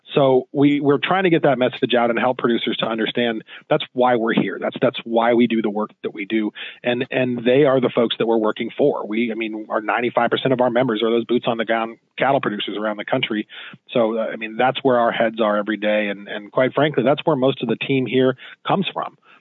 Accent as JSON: {"language": "English", "region": "Southwest", "country": "United States", "said": "I'm from the Southwest"}